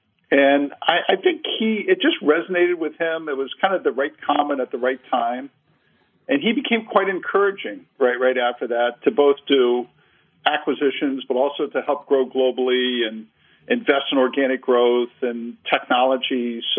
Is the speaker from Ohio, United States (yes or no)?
yes; Cincinnati, Ohio, United States; Yeah, Barry, I grew up in Cincinnati, Ohio. My dad was a career kind of manufacturing guy in our aviation business.